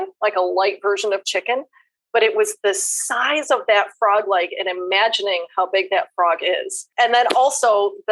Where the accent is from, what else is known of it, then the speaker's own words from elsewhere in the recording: Western New York, United States; now in Arizona, United States; I'm from Western New York.